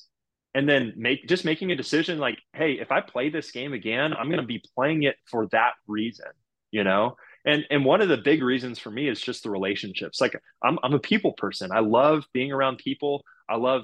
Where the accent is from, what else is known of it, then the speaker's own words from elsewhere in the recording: Houston, Texas, United States; here I am in Houston, you know, the team that drafted me in my hometown